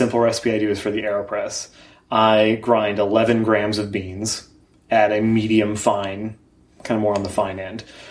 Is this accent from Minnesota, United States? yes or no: yes; Minnesota, United States; also born or lived in New York / Chicago; I grew up in Minnesota and then lived in New York and Chicago and then moved back here to start the career